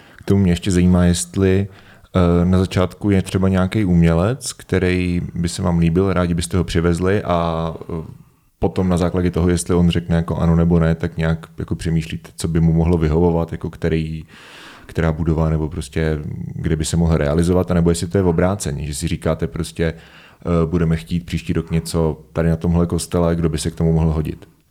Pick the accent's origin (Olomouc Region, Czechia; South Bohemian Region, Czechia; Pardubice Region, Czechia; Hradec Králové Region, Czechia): Pardubice Region, Czechia; Svitavy; já jsem ze Světav